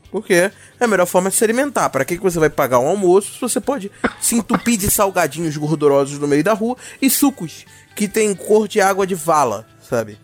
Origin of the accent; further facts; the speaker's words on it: São João de Meriti, Rio de Janeiro, Brazil; não exatamente carioca, eu São João de Meriti, então não, eu sou Fluminense, melhor dizendo